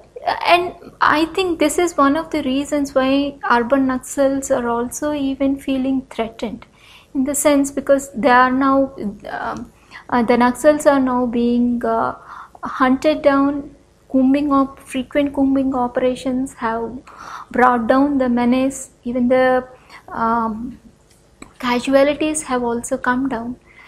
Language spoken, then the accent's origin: English; north coastal Andhra Pradesh, India; I come from Andhra Pradesh, or the north coastal region of Andhra Pradesh